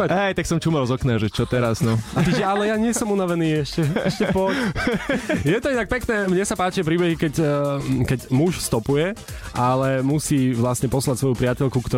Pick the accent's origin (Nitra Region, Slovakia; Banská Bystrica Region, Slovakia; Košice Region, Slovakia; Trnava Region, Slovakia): Košice Region, Slovakia; Košice; now in Bratislava, Slovakia; som vlastne z Košic pôvodom a teraz bývam v Bratislave